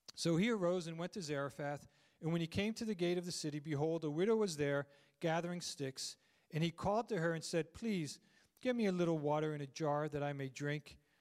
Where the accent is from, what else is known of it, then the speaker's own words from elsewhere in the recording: Landisville, Pennsylvania, United States; also born or lived in Phoenixville; I grew up in Landisville